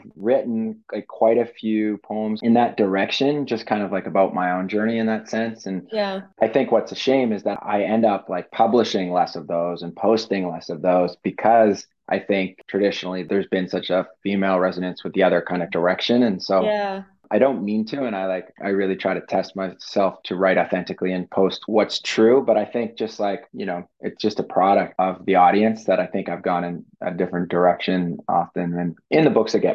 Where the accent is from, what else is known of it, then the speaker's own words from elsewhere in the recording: Canada; I grew up in Canada